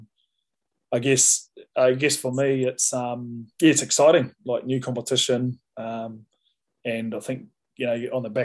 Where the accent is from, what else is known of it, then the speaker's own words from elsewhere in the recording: New Zealand; moved away as an adult; now in Japan; growing up in New Zealand